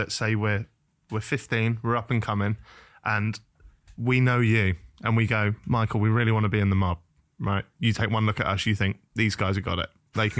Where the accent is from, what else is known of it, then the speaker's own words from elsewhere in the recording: Norwich, East of England, United Kingdom; Like I'm from Norwich.